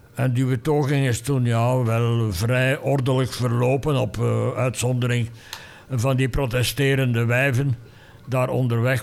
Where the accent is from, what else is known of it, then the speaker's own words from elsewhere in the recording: Fleming, Flanders, Belgium; mijn plicht achtte als Vlaming, als Vlaams gezinde, als Vlaams activist